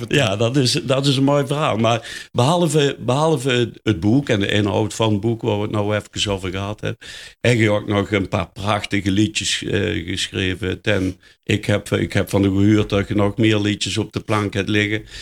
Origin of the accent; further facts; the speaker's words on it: Netherlands; ik ook uit de Meulenhoek kom.